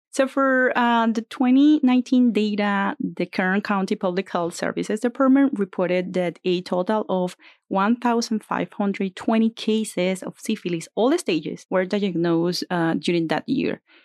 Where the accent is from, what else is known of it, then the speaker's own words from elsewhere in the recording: Venezuela; moved away as an adult; now in Bakersfield, United States; I grew up in Venezuela, and I did med school in my country